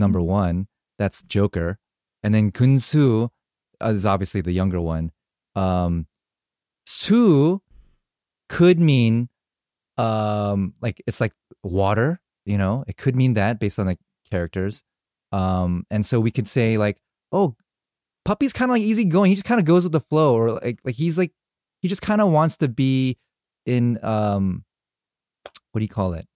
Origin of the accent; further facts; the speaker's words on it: United States; I'm Korean American. I was born here, but raised very Korean at home.